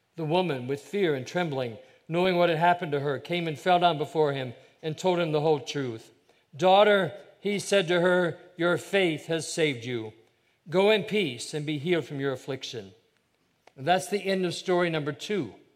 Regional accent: Ohio, United States; I have a younger brother. We grew up in Ohio

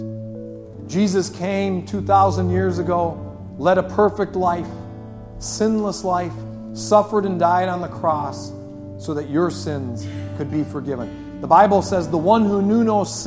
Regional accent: Superior, United States; this is my hometown. They didn't ship me in from Toledo. I grew up here in Superior

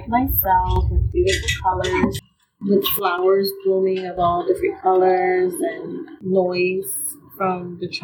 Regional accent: New York, United States; now in Des Moines, United States; I was born and raised in New York, so I'm used to the fast-paced life

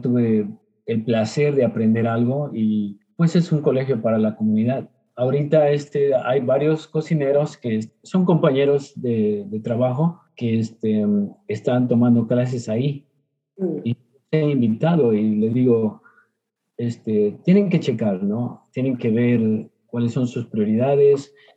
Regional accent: Mexico; now in Houston, United States; a los nueve años, em, por problemas de salud, este, mi padre tuvo que mover a la familia, ¿verdad? A, este, em, a la Mixteca, que es parte de lo que es Oaxaca y Puebla

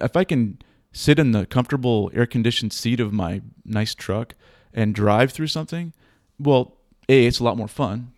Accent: Boston, Massachusetts, United States; now in Pacific Northwest, United States; I'm a Boston native

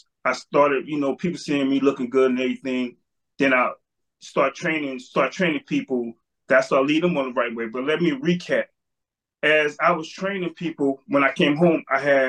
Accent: Trenton, New Jersey, United States; I'm from Trenton, New Jersey, 47 years old.

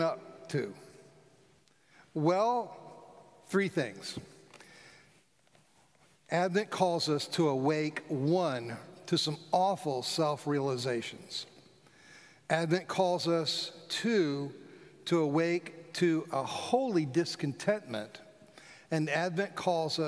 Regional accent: South Florida, United States; I grew up in South Florida

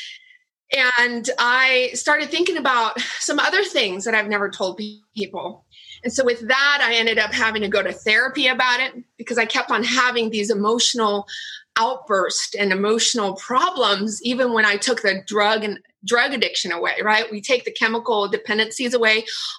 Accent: Orange County, California, United States; also born or lived in Vietnam; I was born in Vietnam and I was so lucky that I was sponsored and we got to the OC. So I've been in Orange County for over 40 years

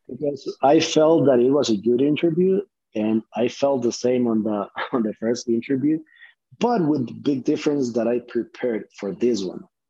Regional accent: Honduras; English is a second language; moved away as an adult; now in United States; I'm from Honduras

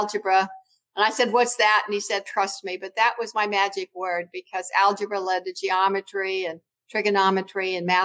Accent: Yakima Valley, Washington, United States; growing up in Washington State

